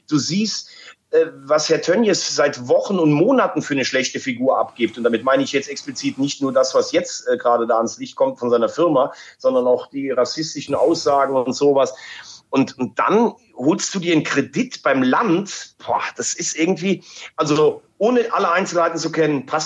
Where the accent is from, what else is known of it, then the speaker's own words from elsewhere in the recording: Mayen, Rhineland-Palatinate, Germany; Ja, ich bin in Mayen geboren. Ich äh, habe am Lacher See bin ich aufgewachsen, also zwischen Mayen und Andernach, wer sich da ein bisschen auskennt. Aber ich war in Mayen auf der Schule.